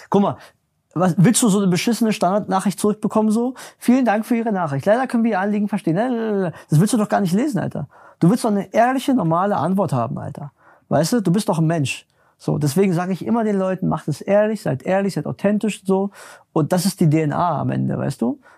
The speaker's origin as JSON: {"language": "German", "region": "Berlin", "country": "Germany", "tie": "born or raised there", "said": "ich komme ja aus Berlin, bin in Berlin groß geworden"}